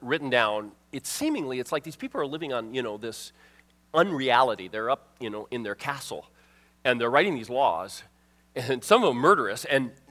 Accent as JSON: {"language": "English", "town": "Miami", "region": "Florida", "country": "United States", "moved": "yes", "said": "I'm from Miami area."}